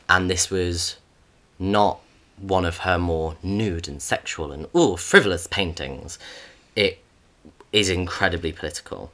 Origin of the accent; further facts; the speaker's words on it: United Kingdom; we are both British